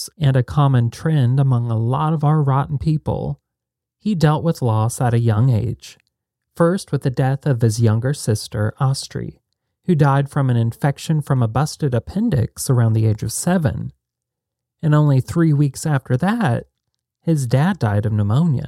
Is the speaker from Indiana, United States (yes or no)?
yes; Alexandria, Indiana, United States; I grew up in Alexandria, Indiana.